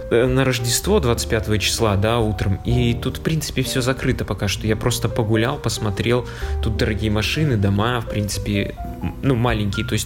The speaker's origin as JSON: {"language": "Russian", "town": "Vitebsk", "region": "Vitebsk Region", "country": "Belarus", "said": "и чувак такой, о, ты …, а я типа из Витебска."}